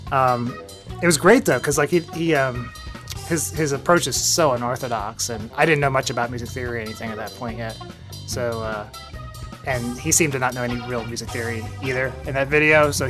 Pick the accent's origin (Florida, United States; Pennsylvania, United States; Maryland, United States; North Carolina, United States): Maryland, United States; Baltimore; Uh, Baltimore, Maryland.